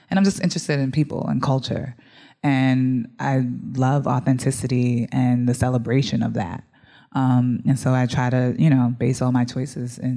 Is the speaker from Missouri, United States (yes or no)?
no; New Jersey, United States; also born or lived in Bronx, United States; I'm from the Bronx originally, grew up in Jersey as well.